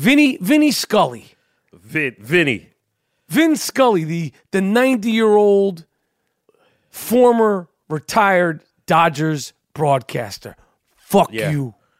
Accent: New York City, New York, United States; We grew up in New York City

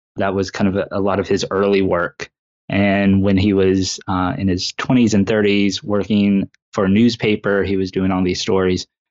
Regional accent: Indiana, United States; I was born and raised here in Indiana

